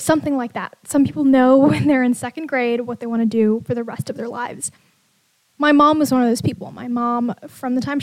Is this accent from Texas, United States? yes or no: no; Bay Area, California, United States; I grew up in the Bay Area